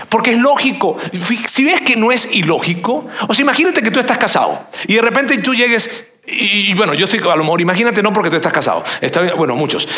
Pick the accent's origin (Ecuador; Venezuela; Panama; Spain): Venezuela; yo soy venezolano